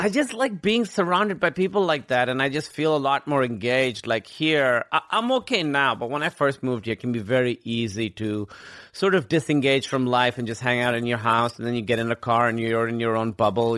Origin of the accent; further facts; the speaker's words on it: Karachi, Sindh, Pakistan; moved away as an adult; also born or lived in Grinnell, Iowa / New York / Chicago; now in United States; I grew up in Karachi, which is like the biggest city in Pakistan